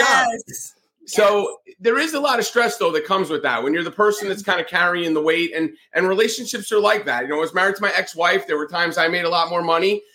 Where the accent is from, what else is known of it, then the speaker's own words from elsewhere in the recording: northern New Jersey, United States; moved away as an adult; also born or lived in Atlanta, Georgia / the South; Growing up in New Jersey, especially northern New Jersey